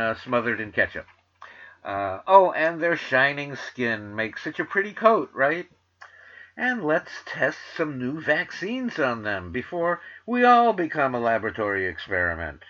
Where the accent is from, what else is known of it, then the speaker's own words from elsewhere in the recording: New York City, New York, United States; accent: New York; I'm from the Bronx. I'm from Manhattan. I went to Stuyvesant High School. I went to Queens College